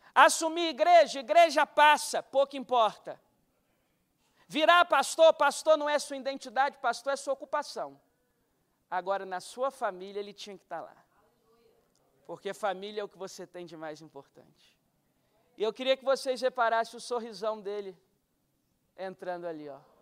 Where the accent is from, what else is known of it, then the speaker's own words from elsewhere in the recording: Guarapari, Espírito Santo, Brazil; me levava na primeira igreja batista de Guarapari